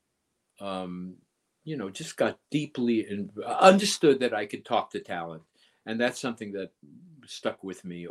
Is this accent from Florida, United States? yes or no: no; New York, United States; moved away as an adult; I was the kid from New York